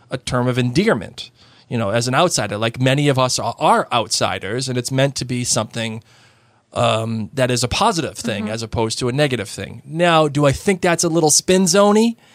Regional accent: Massachusetts, United States; I'm from Massachusetts.

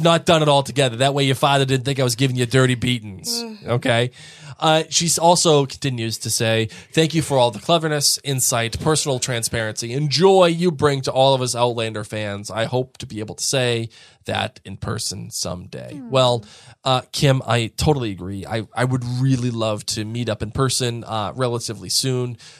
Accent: United States; I'm too American

